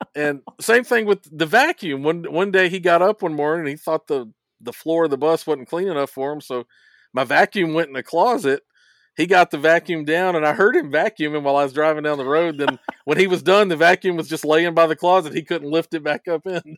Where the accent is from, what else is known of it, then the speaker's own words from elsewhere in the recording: Hendersonville, Tennessee, United States; I was from Hendersonville, Tennessee